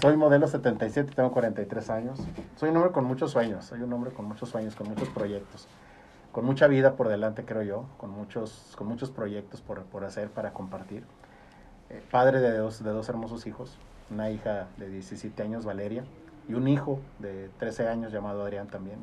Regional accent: Gómez Palacio, Durango, Mexico; Yo, soy oriundo de Gómez, vivo en Gómez.

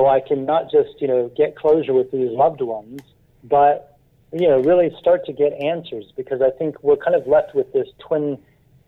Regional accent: United States; moved away as an adult; now in London, United Kingdom; I grew up in the United States, but I've lived here for the last 27 years

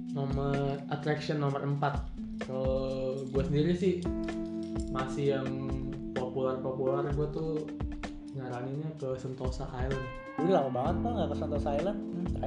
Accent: Kampung Glam, Singapore; gue di Kampung Glam di Bugis Kampung Glam tadi gue soalnya kampung gue nih kalau malam tuh hmm. tuh ada yang ini rat apa kayak jadi kayak pasar malam gitu sih

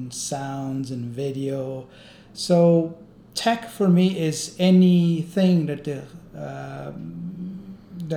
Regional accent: Brazil; moved away; I'm also Brazilian

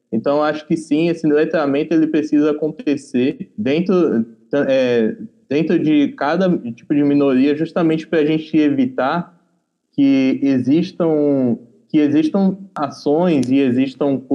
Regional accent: Paraíba, Brazil; eu sou da, do interior da Paraíba

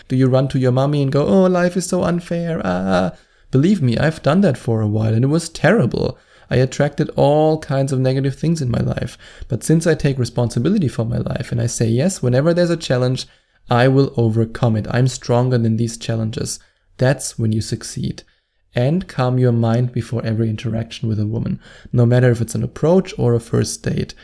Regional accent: Germany; accent: German; English is a second language; my German accent

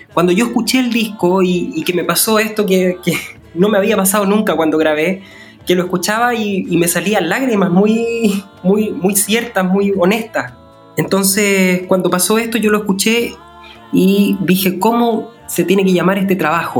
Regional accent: Chile; como persona chilena

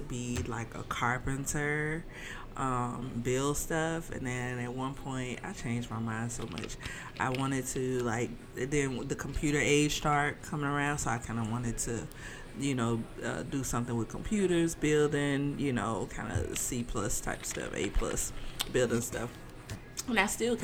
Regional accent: Birmingham, Alabama, United States; moved away; I am originally from Alabama. So I'm a Southern girl.

